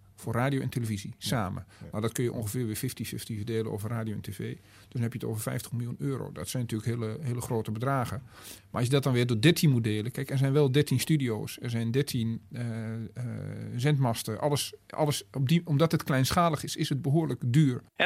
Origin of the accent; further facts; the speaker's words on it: Twente, Overijssel, Netherlands; moved away; ik kom uit Twente